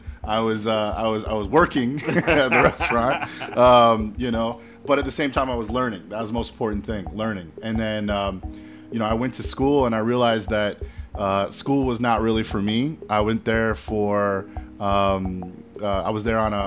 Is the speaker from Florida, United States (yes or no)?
no; Evanston, Illinois, United States; moved away as an adult; also born or lived in Chicago / Manhattan, New York; my hometown, like my family's restaurant, Oceanique